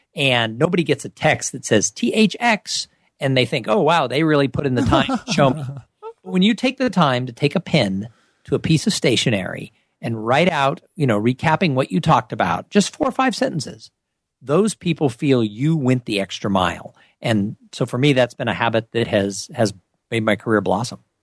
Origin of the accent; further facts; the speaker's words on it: Southern California, United States; I grew up in Southern California